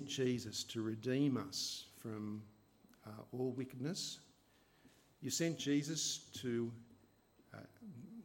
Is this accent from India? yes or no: no; Australia; I love being Australian. I love living in Australia